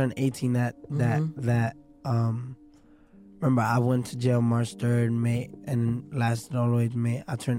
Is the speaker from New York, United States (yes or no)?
yes; New York City, New York, United States; I'm from Brooklyn.